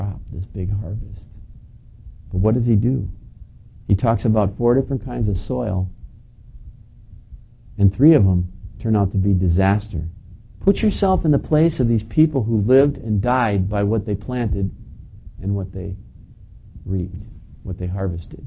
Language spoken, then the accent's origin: English; Plainfield, United States; we're from Plainfield